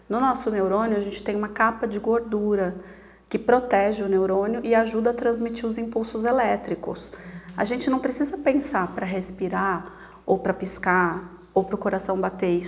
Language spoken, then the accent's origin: Portuguese; Piracicaba, São Paulo, Brazil; moved away as an adult; now in Sorocaba, Brazil; Eu sou natural de Piracicaba, mas a cidade de Sorocaba me acolheu já há mais de 18 anos, então já me considero uma sorocabana né, de, de alma.